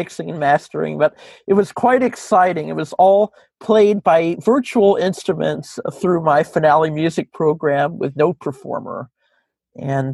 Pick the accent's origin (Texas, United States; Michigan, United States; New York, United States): New York, United States; Rochester; I grew up here in Rochester